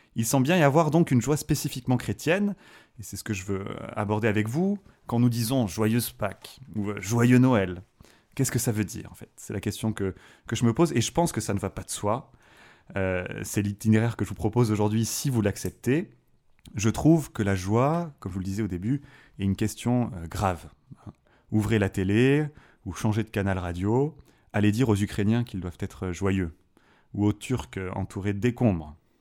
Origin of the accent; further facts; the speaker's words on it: south of France, France; moved away as an adult; now in Fribourg, Switzerland; je suis originaire du, sud de la France, d'un petit village